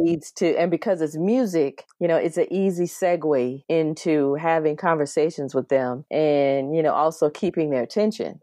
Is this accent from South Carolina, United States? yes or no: yes; South Carolina, United States; an elementary school in my hometown of South Carolina